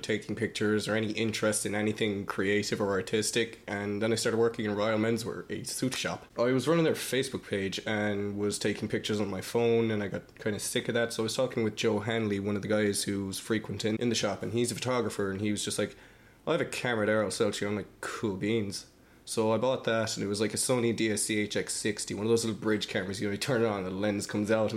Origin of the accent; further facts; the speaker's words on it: Tralee, Munster, Ireland; I'm from Tralee